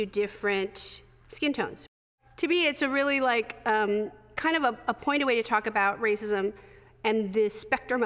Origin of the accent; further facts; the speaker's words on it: United States; I'm a first-generation Korean American.